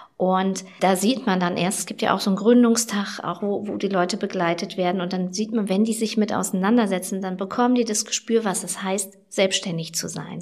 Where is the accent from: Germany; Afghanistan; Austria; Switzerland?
Germany; Schaumburg, Lower Saxony; bei uns in Schaumburg